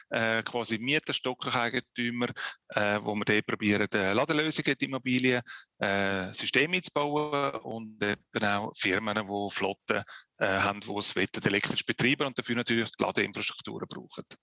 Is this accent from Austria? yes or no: no; Switzerland; wenn man jetzt anschaut bei uns in der Schweiz, wir sind in einer äh, ja, präsentierten Situation